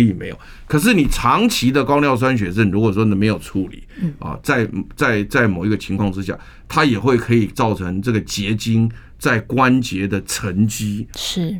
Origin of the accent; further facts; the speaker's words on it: Taiwan; 我们台湾人